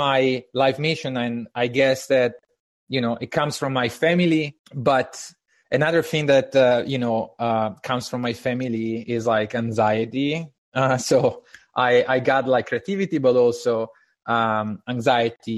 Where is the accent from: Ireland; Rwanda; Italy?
Italy; English is a second language; moved away as an adult; now in United States; I'm Italian, and I moved to the United States in 2015.